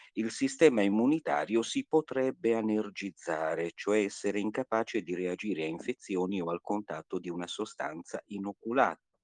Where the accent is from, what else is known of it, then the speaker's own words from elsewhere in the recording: Sassari, Sardinia, Italy; dalla mia città natale, eh, a Sassari